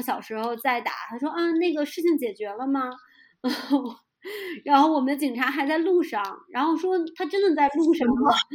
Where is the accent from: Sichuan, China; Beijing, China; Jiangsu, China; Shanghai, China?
Beijing, China; moved away as an adult; now in Pemberton, Australia; 作为一个北京人， 我还是有北京的自豪的